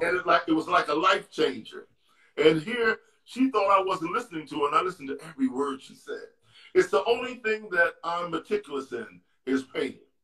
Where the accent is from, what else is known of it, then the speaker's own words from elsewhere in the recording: New York City, New York, United States; I was from 129th Street